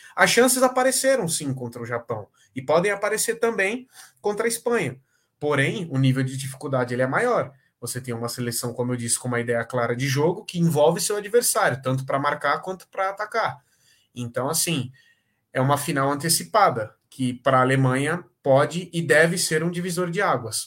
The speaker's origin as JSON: {"language": "Portuguese", "country": "Brazil", "said": "falando como brasileiro"}